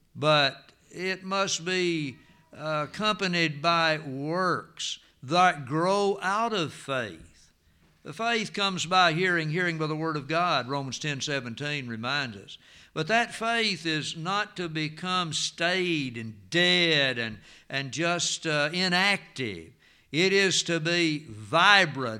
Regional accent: United States; I am from Jackson County

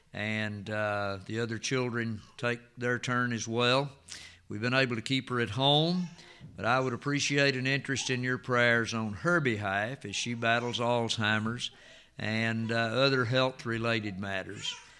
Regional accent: United States; when we were growing up in Jackson County

